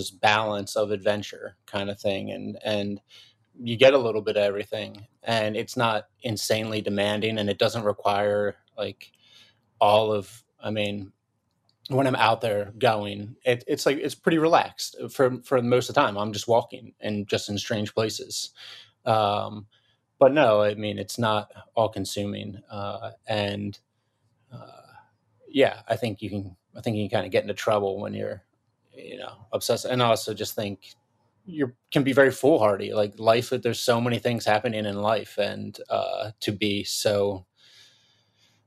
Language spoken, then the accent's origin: English; Philadelphia, Pennsylvania, United States; move into Philly, in my hometown, my home city.